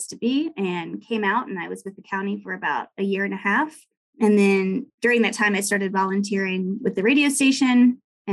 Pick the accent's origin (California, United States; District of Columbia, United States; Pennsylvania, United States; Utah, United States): District of Columbia, United States; Washington; moved away as an adult; now in Jackson, United States; I'm actually originally from Washington, D.C. and grew up just outside the city